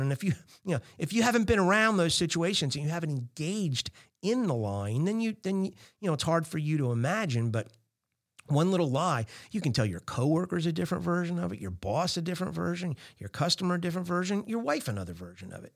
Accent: New Jersey, United States; I'm from Jersey

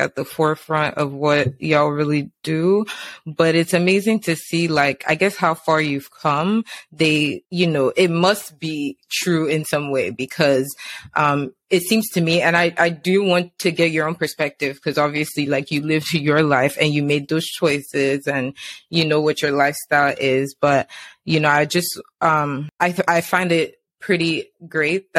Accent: Nigeria; growing up in Nigeria, like secondary school

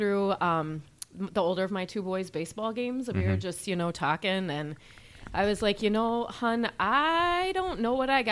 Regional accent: Omaha, Nebraska, United States; moved away as an adult; I was born and raised in Omaha, Nebraska

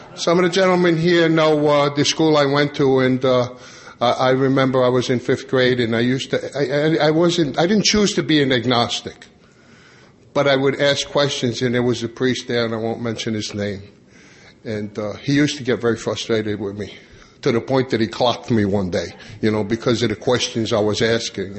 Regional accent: Long Island, New York, United States; I grew up on Long Island

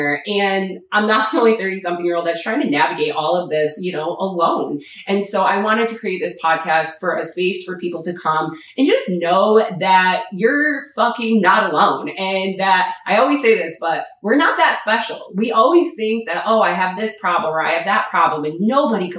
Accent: New York, United States; moved away as an adult; now in Florida, United States; I am a New Yorker, and I will forever be a New Yorker at heart

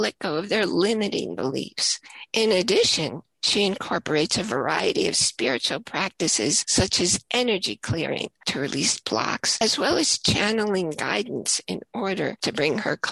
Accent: United States; also born or lived in Washington, D.C. metropolitan area; we kind of had it easy as American wives

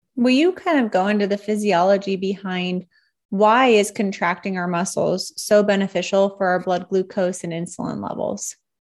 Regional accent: Nebraska, United States; I'm pretty much from Nebraska

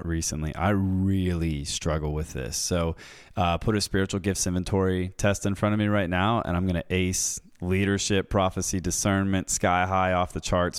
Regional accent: United States; growing up in the West, in America, people like myself

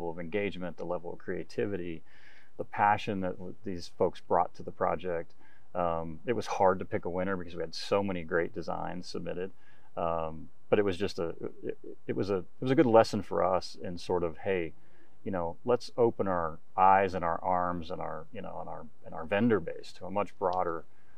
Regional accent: United States; as an American

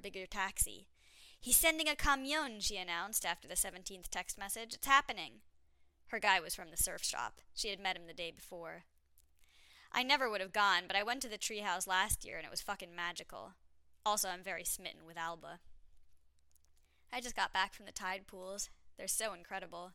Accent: Montreal, Quebec, Canada; I was from Montreal

